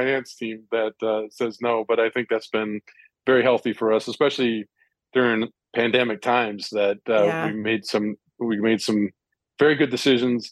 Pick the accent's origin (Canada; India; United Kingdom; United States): India; I grew up in India